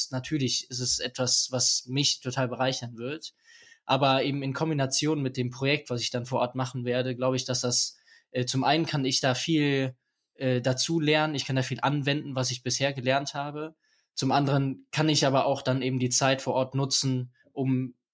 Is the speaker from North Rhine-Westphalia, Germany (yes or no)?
yes; Aachen, North Rhine-Westphalia, Germany; ich komme hier aus Aachen. Äh, ich bin 18 Jahre alt